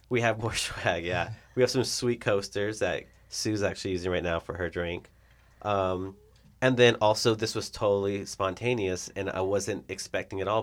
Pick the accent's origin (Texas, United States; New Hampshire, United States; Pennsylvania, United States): Texas, United States; El Paso; now in Nebraska, United States; I'm from El Paso